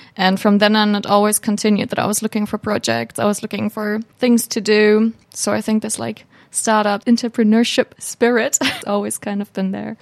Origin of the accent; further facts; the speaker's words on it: Hamburg, Germany; moved away as an adult; now in Finland; I'm a student from Hamburg, Germany